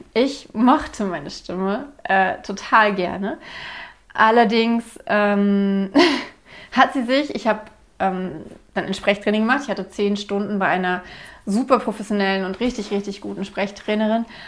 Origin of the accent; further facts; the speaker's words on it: Berlin, Germany; Ich war mir als Berlinerin komplett bewusst, dass ich Enden verschlucke